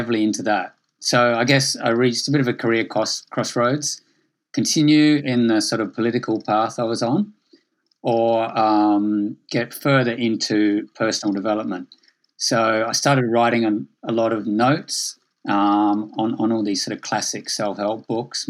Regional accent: Adelaide, South Australia, Australia; also born or lived in Sydney; I grew up in Australia from Adelaide, then I moved to Sydney.

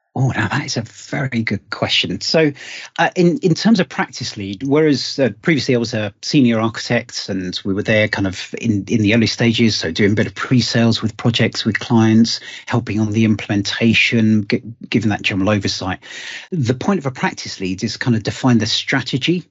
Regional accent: United Kingdom; being British

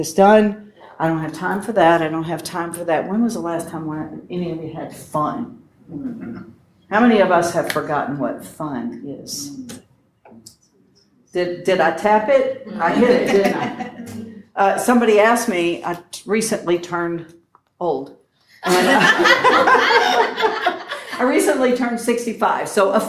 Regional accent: West Virginia, United States; I'm from West Virginia.

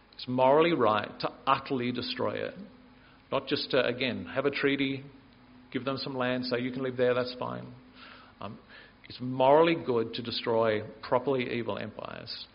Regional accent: Canberra, Australian Capital Territory, Australia; I grew up in Canberra

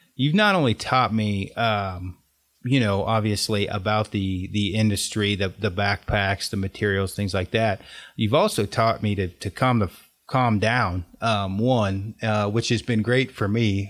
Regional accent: Oregon, United States; I'm from Oregon

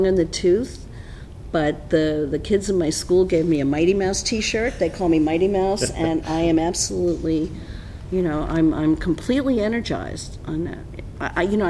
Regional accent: New York City, New York, United States; Born and raised in Midtown Manhattan

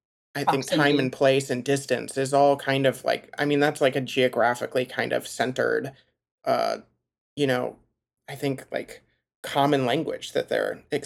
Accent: Midwest, United States; as a Midwesterner

